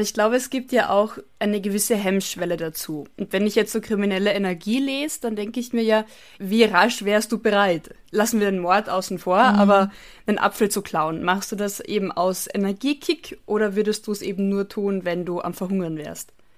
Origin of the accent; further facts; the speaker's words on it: Carinthia, Austria; moved away; also born or lived in Bavaria, Germany; meinem Heimatort